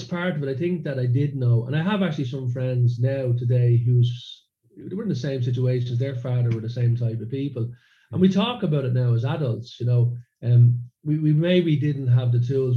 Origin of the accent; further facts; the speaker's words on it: Dublin, Leinster, Ireland; now in Sweden; growing up in a suburb of Dublin.